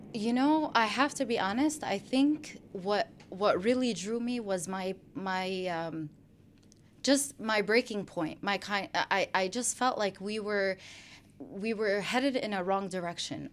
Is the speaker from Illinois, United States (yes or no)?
yes; Chicago, Illinois, United States; also born or lived in Brooklyn, New York; now in West Virginia, United States; I was born in Brooklyn, New York, and then I grew up in Chicago, Illinois